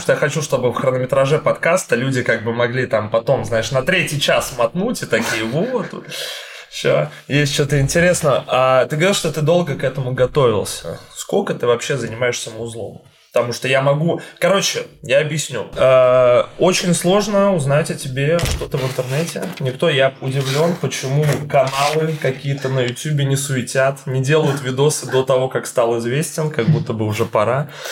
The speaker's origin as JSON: {"language": "Russian", "region": "Saint Petersburg", "country": "Russia", "said": "Я как человек, который из Питера сам"}